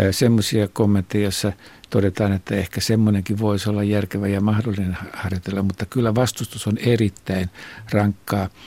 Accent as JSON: {"language": "Finnish", "town": "Imatra", "region": "South Karelia", "country": "Finland", "said": "Minä olen Imatralta, niin tuota tämä on tämä murre on tämmöinen."}